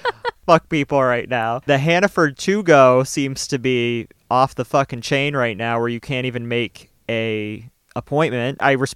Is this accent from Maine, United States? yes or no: yes; Lewiston, Maine, United States; oh, I'm from Lewiston.